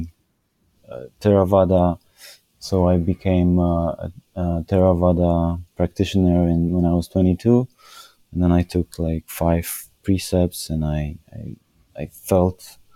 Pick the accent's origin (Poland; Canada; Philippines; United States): Poland